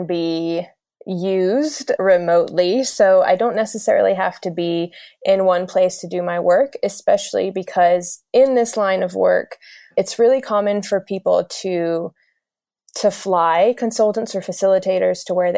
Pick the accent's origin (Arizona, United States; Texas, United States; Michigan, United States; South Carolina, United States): South Carolina, United States; also born or lived in Greece; I am from the US. I grew up in South Carolina, but my parents are both immigrants from Greece